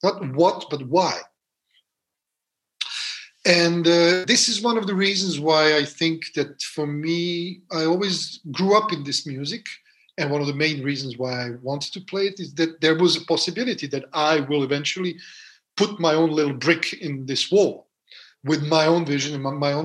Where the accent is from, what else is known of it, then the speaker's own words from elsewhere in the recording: Belgrade, Serbia; moved away as an adult; now in France; growing up in Serbia, in Belgrade, in Yugoslavia.